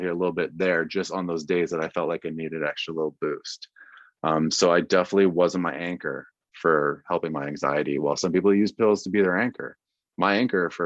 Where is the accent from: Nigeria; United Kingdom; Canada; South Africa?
Canada; Vancouver, British Columbia; also born or lived in Midland, Texas / Iowa / Shreveport, Louisiana; I'm a Canadian kid. I'm up in Vancouver, like a tall white boy from Canada